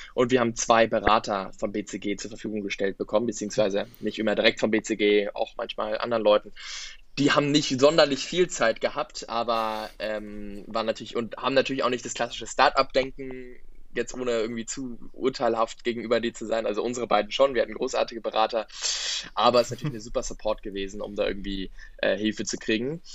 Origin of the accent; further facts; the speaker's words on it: Berlin, Germany; ich komme aus Berlin, habe auch noch bis vor einem Jahr bei meinen Eltern gelebt